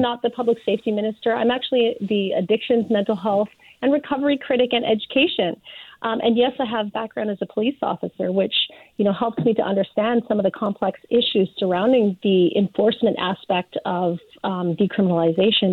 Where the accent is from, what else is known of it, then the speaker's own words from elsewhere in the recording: Surrey, British Columbia, Canada; my hometown of Surrey